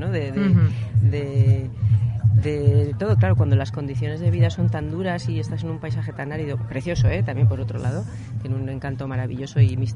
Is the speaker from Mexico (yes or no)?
no; Spain; esa forma de, hospitalidad con el viajero y que es que nosotros venimos desde España, que, es, que, fue la, potencia colonizadora.